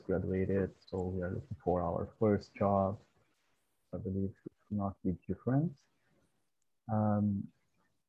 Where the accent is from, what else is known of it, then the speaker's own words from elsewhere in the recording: Brazil; moved away as an adult; now in Kingston, Canada; I was an international student. I'm from Brazil.